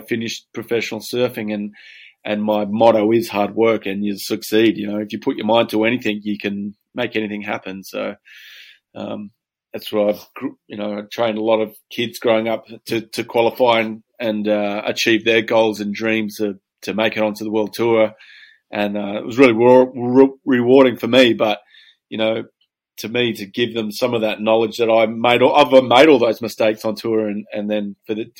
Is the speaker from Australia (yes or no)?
yes; Perth, Western Australia, Australia; also born or lived in Yallingup, Western Australia; I was born and bred in Perth, Western Australia.